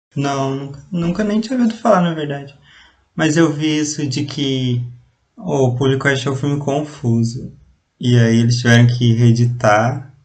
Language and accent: Portuguese; Ponta Grossa, Paraná, Brazil; sou de Ponta Grossa e atualmente estudo engenharia elétrica aqui na, na Federal, na Tecnológica Federal aqui de Ponta Grossa